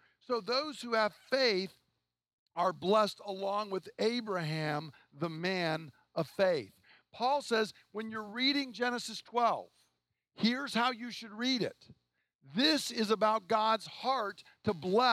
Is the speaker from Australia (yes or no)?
no; the South, United States; I'm from the South